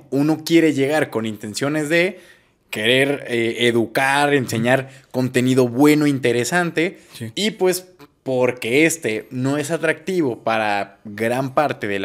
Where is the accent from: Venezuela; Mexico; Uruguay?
Mexico; Que nosotros somos mexicanos